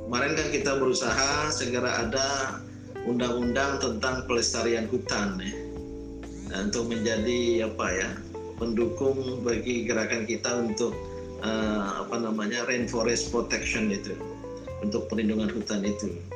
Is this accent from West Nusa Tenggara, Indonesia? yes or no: yes; West Nusa Tenggara, Indonesia; ini suku tetangga saya ya suku Bojo Bima itu di Pulau Sumbawa saya suku Samawa Sumbawanya